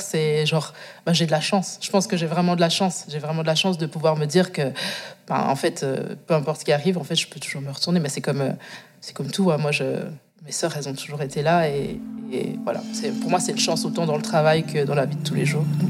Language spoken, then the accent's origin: French; Moutier, Bern, Switzerland; also born or lived in Angola / Biel/Bienne, Switzerland; J'ai grandi dans le Jura, Jura bernois. Ça va pas, ça. j'en suis déménagée dans le canton de Berne, à Bienne. mais c'est vrai que mes premiers débuts de vie, ben, c'était dans le Jura bernois